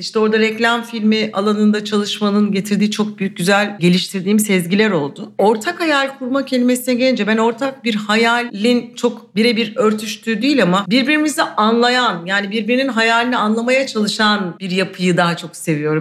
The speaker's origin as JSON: {"language": "Turkish", "region": "Istanbul", "country": "Turkey", "tie": "born or raised there", "said": "İstanbulluyum. Yani doğma büyüme, ailem de İstanbullu"}